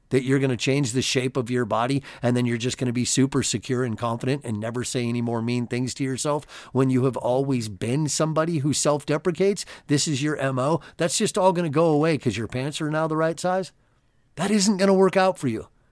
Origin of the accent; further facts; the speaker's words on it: California, United States; I grew up in California and I had a lot of Mexican friends as a kid